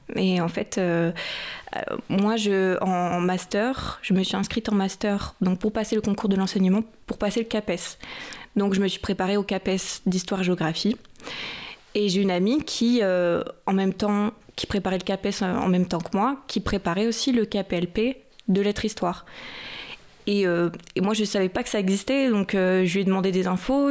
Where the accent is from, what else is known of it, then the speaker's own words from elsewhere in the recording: Chinon, Centre-Val de Loire, France; moved away as an adult; also born or lived in Tours; now in Paris region, France; j'ai fait mes études à Tours et je viens de Chinon